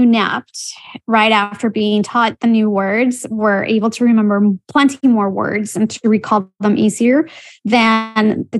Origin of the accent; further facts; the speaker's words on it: Bogotá, Colombia; now in Philadelphia, United States; I have a Colombian background. I was actually born and raised in Colombia, and I have been living in the U.S. for the past 25 years.